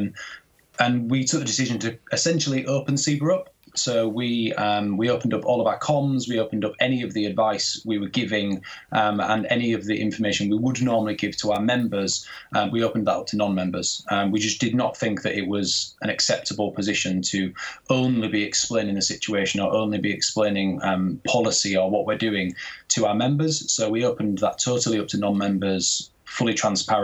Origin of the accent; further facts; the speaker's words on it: Goole, Yorkshire and the Humber, United Kingdom; accent: generic Yorkshire; moved away as an adult; also born or lived in Leeds; originally I'm from East Yorkshire, so I'm from a little town called Goole, which is kind of near to Hull